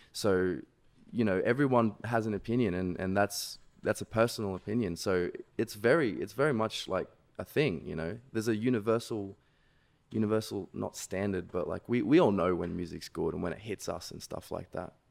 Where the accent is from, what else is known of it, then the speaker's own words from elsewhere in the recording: Sydney, New South Wales, Australia; I'm from Sydney, Australia